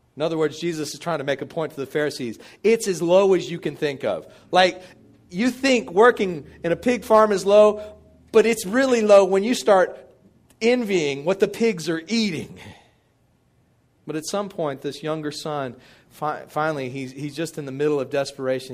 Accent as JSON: {"language": "English", "town": "Midland", "region": "Texas", "country": "United States", "tie": "born or raised there", "said": "I grew up in Midland, Texas"}